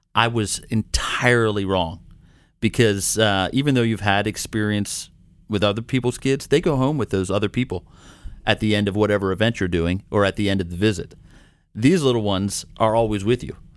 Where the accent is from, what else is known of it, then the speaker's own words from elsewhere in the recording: Maryland, United States; now in Minnesota, United States; I'm originally from Maryland